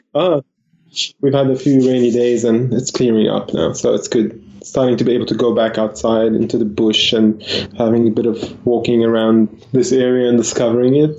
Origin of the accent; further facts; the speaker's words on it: Lebanon; now in Australia; I was born in Lebanon in the peak of the civil war